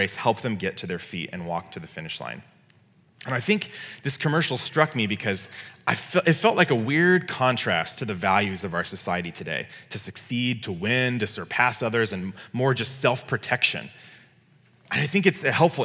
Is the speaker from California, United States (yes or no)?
yes; California, United States; as a Californian